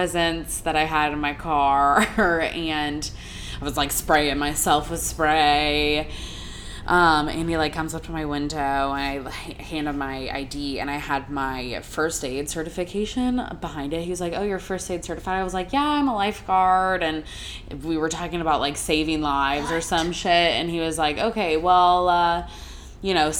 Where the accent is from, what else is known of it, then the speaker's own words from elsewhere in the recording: Kentucky, United States; I'm from Kentucky